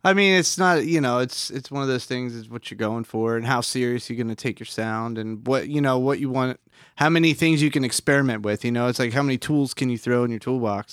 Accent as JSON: {"language": "English", "town": "Upper Township", "region": "New Jersey", "country": "United States", "tie": "born or raised there", "said": "I grew up in Upper Township, New Jersey"}